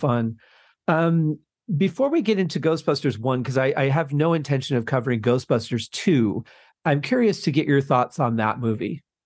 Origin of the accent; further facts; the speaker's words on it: Detroit, Michigan, United States; Growing up in Detroit, we had access to some Canadian radio stations